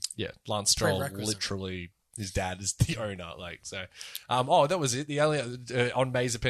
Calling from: Bahrain; I'm calling from Bahrain. We're not even in Europe.

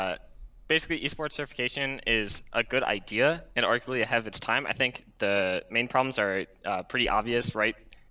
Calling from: Rochester, New York, United States; Hey, I'm calling from Rochester, New York.

